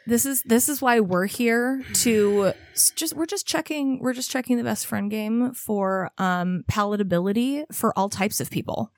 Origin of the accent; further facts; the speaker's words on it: California, United States; I grew up in California